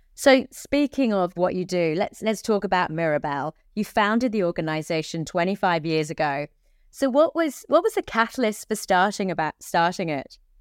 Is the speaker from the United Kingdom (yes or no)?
yes; England, United Kingdom; I'm from England. We can hear it from our accents